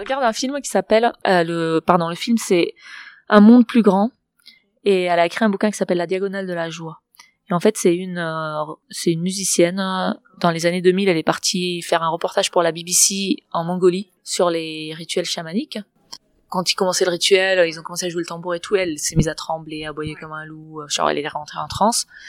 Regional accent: Barcelona, Catalonia, Spain; French is a second language; moved away; also born or lived in Berkeley; je suis de Barcelone

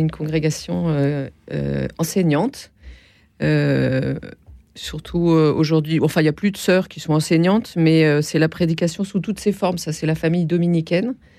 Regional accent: Nancy, Grand Est, France; je suis de Nancy

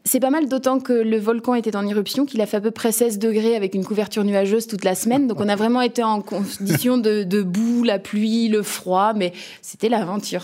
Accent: Nantes, Pays de la Loire, France; je viens de Nantes, euh, cette belle ville de l'Ouest

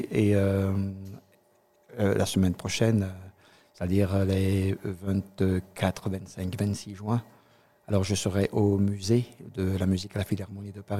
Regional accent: Cameroon; also born or lived in Côte d'Ivoire; now in Alsace, France; alors, je suis originaire du Cameroun, je viens de la Côte d'Ivoire, et là, je vis en Alsace.

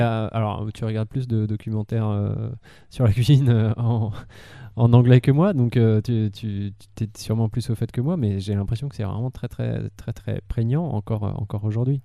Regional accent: France; en tant que français

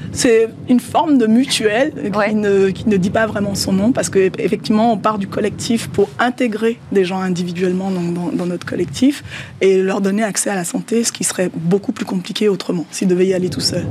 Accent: Benin; Le Yoruba est une langue qui est parlée au Bénin, dans mon pays d'origine

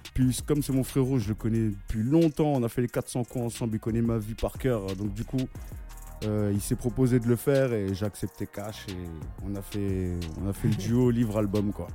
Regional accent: Narbonne, Montpellier area, Occitania, France; also born or lived in Comoros; now in Paris, France; je suis euh, du côté de Narbonne, Montpellier

